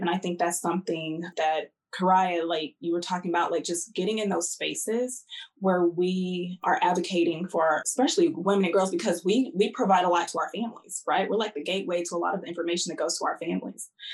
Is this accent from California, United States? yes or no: yes; Southern California, United States; I grew up in Southern California